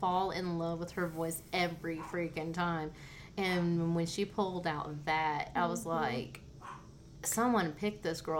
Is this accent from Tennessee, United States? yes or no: no; California, United States; now in Oklahoma, United States; And I'm not from Oklahoma originally. Right. I'm from California.